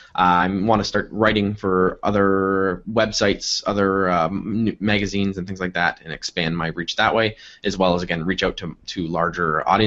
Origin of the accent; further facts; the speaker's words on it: Fort Erie, Ontario, Canada; now in Toronto, Canada; I grew up in Niagara region, just outside Niagara Falls.